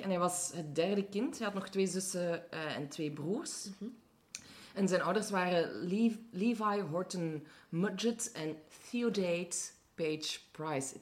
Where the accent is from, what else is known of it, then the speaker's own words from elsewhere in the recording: Limburg, Belgium; moved away as an adult; now in Antwerp, Belgium; ik hoort wel dat ik uit Limburg kom, maar ik heb niet echt zo'n dialect meegekregen